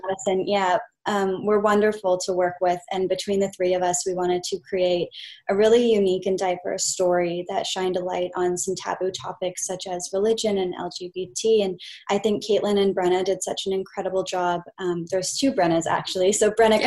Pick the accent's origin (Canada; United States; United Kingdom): Canada; Kelowna, British Columbia; moved away; this was actually shot in my hometown which is Kelowna BC